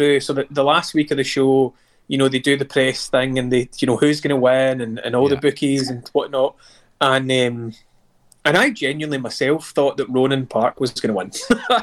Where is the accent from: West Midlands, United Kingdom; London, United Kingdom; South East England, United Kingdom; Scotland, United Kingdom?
Scotland, United Kingdom; Tarbolton; I'm from Tarbolton.